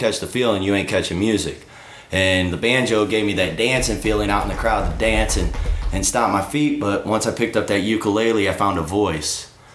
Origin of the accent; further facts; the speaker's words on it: Granite City, Illinois, United States; also born or lived in Colorado; I grew up in Granite City, Illinois